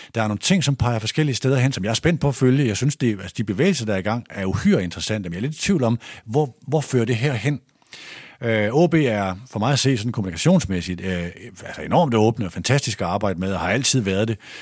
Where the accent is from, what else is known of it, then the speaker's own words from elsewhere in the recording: Aalborg, North Denmark Region, Denmark; moved away as an adult; also born or lived in Odense; jeg er vokset op i Aalborg